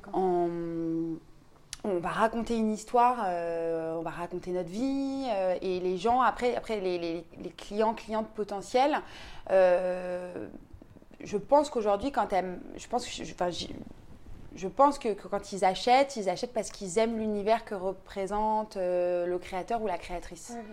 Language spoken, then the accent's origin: French; Paris, Île-de-France, France; je suis parisienne